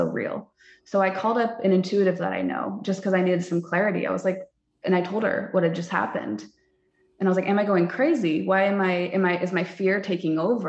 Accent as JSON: {"language": "English", "region": "California", "country": "United States", "tie": "born or raised there", "moved": "as an adult", "lives_now": "Texas, United States", "said": "I grew up in California, incredibly liberal"}